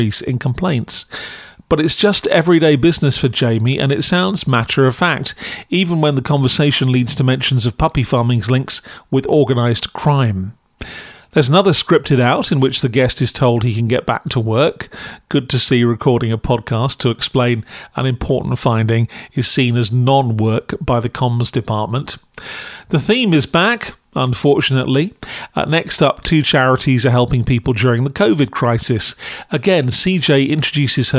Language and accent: English; Camberley, South East England, United Kingdom; I'm from Surrey, born in Camberley